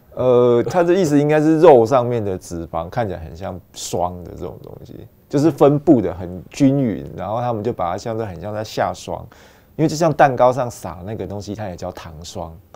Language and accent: Chinese; Yilan, Yilan County, Taiwan; 小时候在宜兰